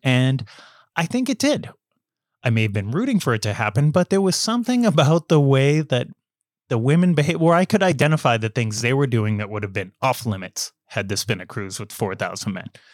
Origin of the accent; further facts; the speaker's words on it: United States; accent: American; my American accent